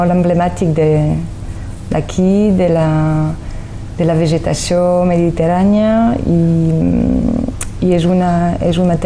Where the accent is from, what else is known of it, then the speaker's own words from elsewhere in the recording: Paris, Île-de-France, France; born there; De fet, vaig néixer a, a París